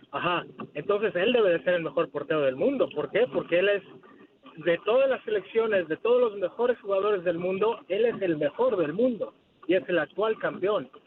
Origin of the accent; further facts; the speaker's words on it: Mexico; yo soy mexicano